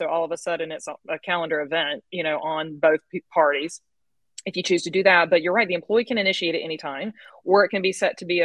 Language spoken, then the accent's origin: English; the South, United States; Where I am from the South, so I'm going to talk like this